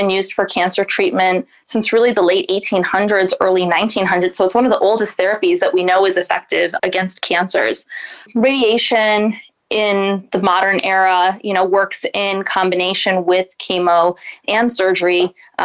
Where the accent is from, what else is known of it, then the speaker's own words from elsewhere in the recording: Lansing, Michigan, United States; moved away as an adult; also born or lived in Massachusetts / Seattle, Washington; now in Northeast Ohio, United States; I was born and raised in beautiful Lansing, Michigan